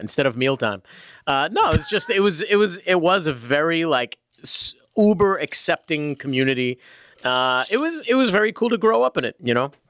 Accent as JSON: {"language": "English", "town": "Worcester", "region": "Massachusetts", "country": "United States", "tie": "born or raised there"}